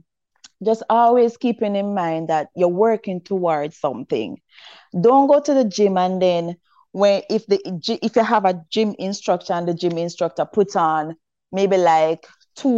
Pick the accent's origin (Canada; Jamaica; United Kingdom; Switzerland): Jamaica; Saint Mary Parish; I'm from St. Mary, right? And you know we're from the country and stuff. So when I was at primary school